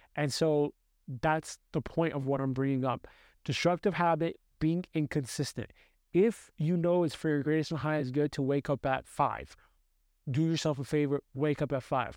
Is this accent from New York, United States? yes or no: yes; New York City, New York, United States; I grew up in New York City